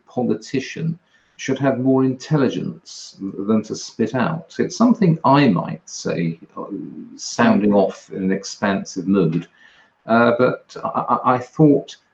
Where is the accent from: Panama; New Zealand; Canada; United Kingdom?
United Kingdom; England; I'm an English conservative libertarian